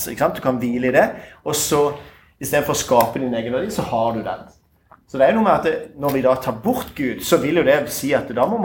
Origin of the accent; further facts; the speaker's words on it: Tønsberg, Vestfold, Norway; Jeg er fra Tønsberg.